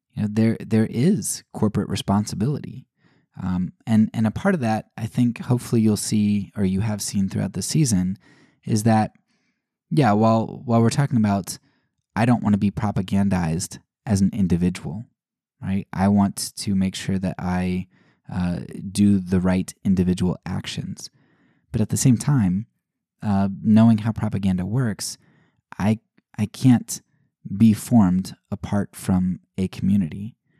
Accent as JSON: {"language": "English", "country": "United States", "said": "as an American, I'm an individualist, right? That, that's how I was raised"}